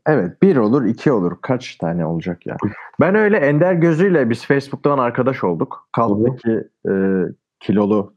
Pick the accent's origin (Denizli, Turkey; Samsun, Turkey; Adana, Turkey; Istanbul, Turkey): Denizli, Turkey; Bu arada memleketim de Denizli